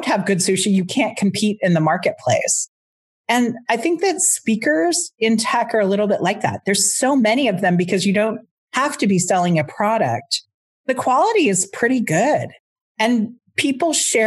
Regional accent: United States; now in Canada; I'm in Canada, I'm American

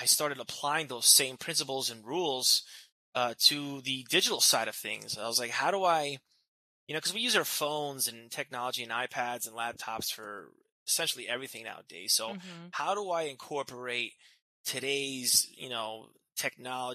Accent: New Jersey, United States; moved away as an adult; now in California, United States; I'm originally from New Jersey. I was born and raised there my entire life.

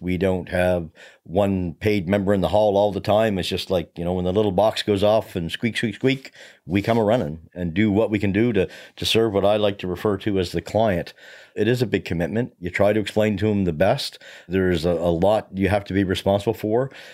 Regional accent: Hubbards, Nova Scotia, Canada; moved away as an adult; also born or lived in Chester, Nova Scotia; now in Middleton, Canada; I come from the South Shore, so here in the Valley, I'm one of those from away guys although I've been here 23, 24 years, I spent a lot of time around growing up around uh, Hubbard's and Black Point fire departments

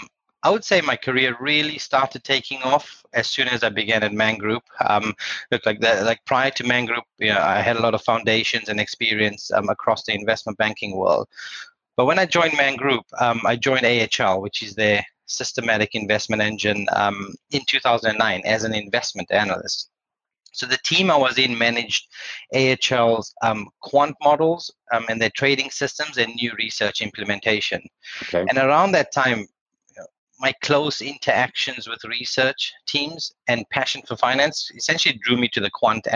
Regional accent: South Africa; I'm South African and I was a graduate with no experience around that time. My accent has evolved, by the way, through time, which is good.

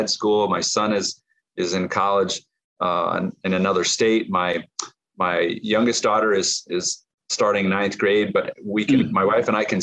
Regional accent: Nebraska, United States; My former pastor, when I was growing up in Nebraska

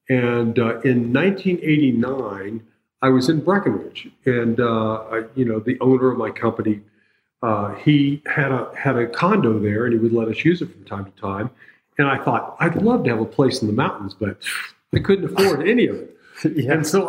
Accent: Turkey; also born or lived in Europe; I grew up in Europe mostly and in Turkey when I was a kid and going to high school and everything.

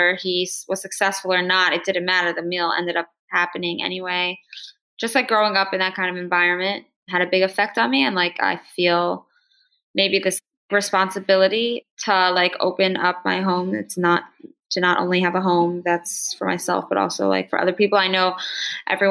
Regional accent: Newark, Delaware, United States; now in Crown Heights, United States; I grew up on campus in Newark, Delaware

